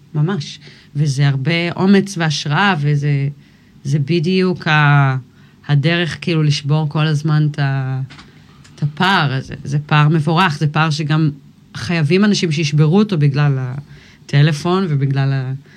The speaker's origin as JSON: {"language": "Hebrew", "town": "Kfar Vradim", "region": "Northern District", "country": "Israel", "tie": "born or raised there", "also_born_or_lived": "United States / Miami, Florida / Ga'aton", "said": "נולדתי בארצות הברית, ובגיל שלוש עלינו לארץ. ואז הייתי פה עד גיל 16"}